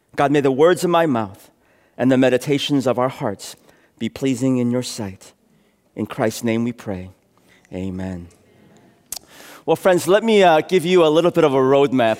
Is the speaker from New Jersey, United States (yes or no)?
no; San Francisco, California, United States; moved away as an adult; I was raised here in San Francisco. Uh, went to elementary school at Sherman, middle school at Aptus, high school at Lowell